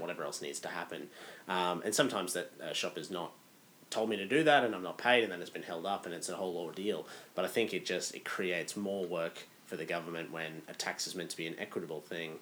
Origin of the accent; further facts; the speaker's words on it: Australia; as an Australian over there